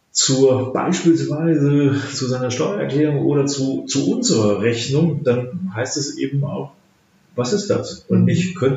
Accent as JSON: {"language": "German", "country": "Germany", "said": "also als Deutsche reden wir manchmal so um den heißen Brei herum"}